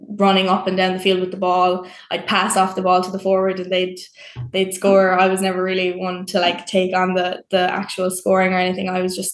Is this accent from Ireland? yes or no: yes; West Cork, Munster, Ireland; I'm from West Cork